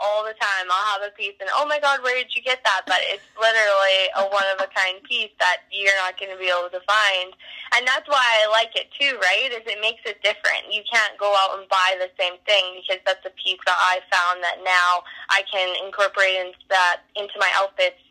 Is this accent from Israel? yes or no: no; Canada; I am from Canada